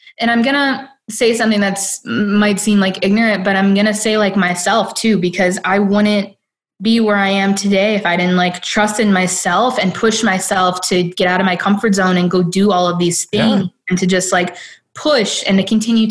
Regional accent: Detroit, Michigan, United States; I'm from Detroit.

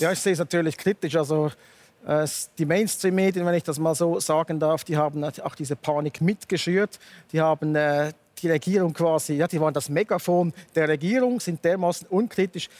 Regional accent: Switzerland; bei uns in der Schweiz

